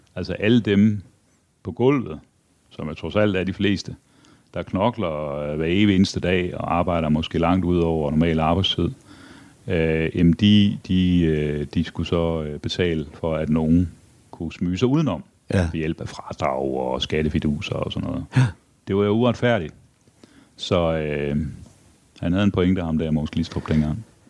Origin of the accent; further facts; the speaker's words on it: Aarhus, Central Denmark Region, Denmark; Jeg er vokset op i Aarhus. Ja. Eller Brabrand